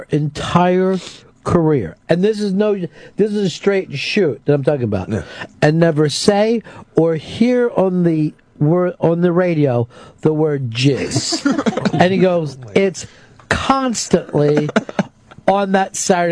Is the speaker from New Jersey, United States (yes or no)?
no; Chichester, Pennsylvania, United States; also born or lived in Chester, Pennsylvania; I was born in Chester, but grew up in Chichester